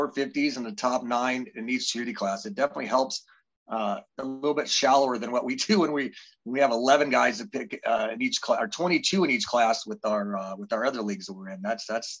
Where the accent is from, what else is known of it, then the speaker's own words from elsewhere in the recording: Midwest, United States; we're kind of from the Midwest area.